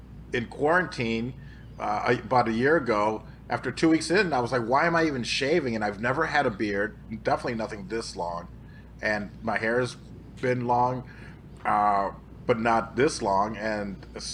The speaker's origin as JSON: {"language": "English", "town": "Aurora", "region": "Illinois", "country": "United States", "said": "I am from the Chicagoland area. I'm from Aurora, Illinois"}